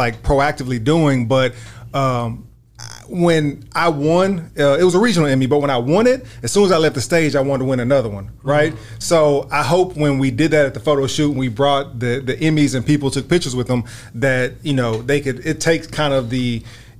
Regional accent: Dallas, Texas, United States; I am from Dallas, Texas. I graduated from the illustrious Wilmer Hutchins High School

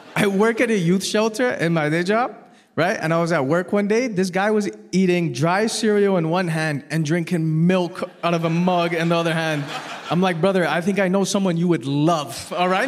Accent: Toronto, Ontario, Canada; I was born and raised in Toronto

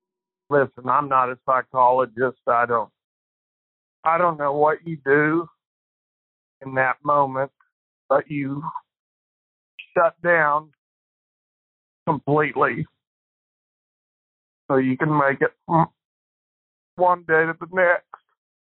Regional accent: Oklahoma, United States; moved away; my hometown in Oklahoma

